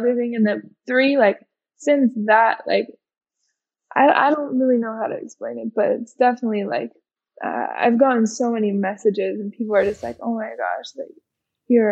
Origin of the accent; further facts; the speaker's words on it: Hawaii, United States; I grew up in Hawaii